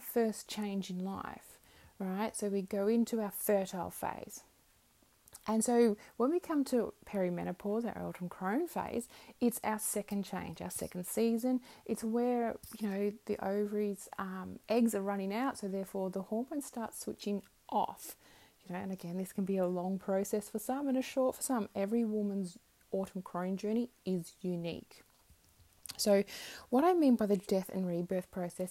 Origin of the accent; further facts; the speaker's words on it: Melbourne, Victoria, Australia; moved away as an adult; also born or lived in Brisbane, Queensland; now in Queensland, Australia; I'm from Melbourne originally, so I was in Melbourne.